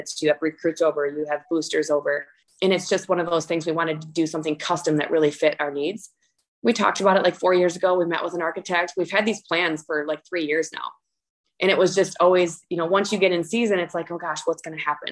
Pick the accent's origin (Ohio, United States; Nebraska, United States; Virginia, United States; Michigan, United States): Michigan, United States; moved away as an adult; now in Edina, United States; I'm from Michigan. So my whole life was in Michigan. I mean, very small town